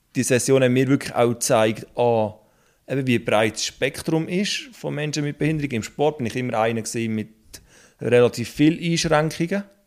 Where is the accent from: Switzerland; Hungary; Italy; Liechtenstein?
Switzerland; Basel-Landschaft; ich komme aus dem Baselbiet